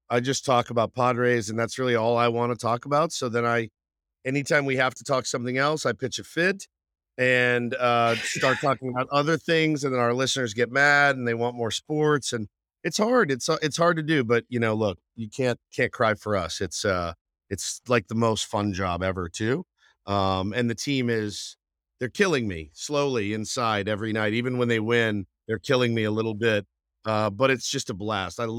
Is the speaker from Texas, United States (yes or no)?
yes; Texas, United States; now in San Diego, United States; the barbecue I grew up with in Texas